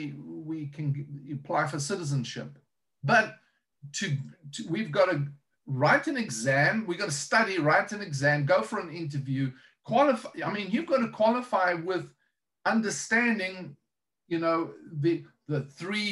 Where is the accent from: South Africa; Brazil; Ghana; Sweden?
South Africa; moved away as an adult; now in United States; I'm South African.